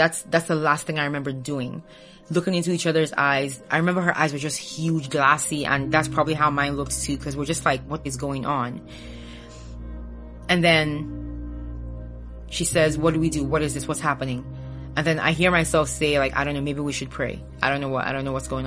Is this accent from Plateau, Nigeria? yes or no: no; Imo, Nigeria; I'm from Nigeria, born and raised.